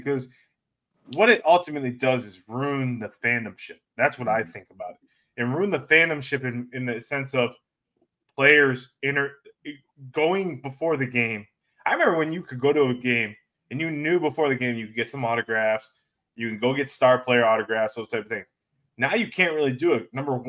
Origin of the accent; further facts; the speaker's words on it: Syracuse, New York, United States; I always got to represent my hometown